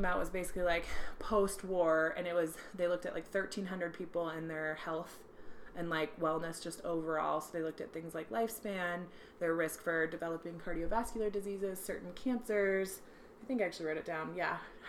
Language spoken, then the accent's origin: English; Apple Valley, Minnesota, United States; born there; accent: Minnesotan; I was born in Minnesota. Well, yeah. Well, yeah, Apple Valley up there. my whole family speaks very Minnesotan.